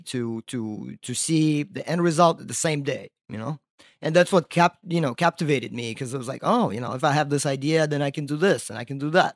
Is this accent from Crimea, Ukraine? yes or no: yes; Crimea, Ukraine; also born or lived in Virginia Beach, Virginia, United States; now in Brooklyn, United States; I was born in, uh, Crimea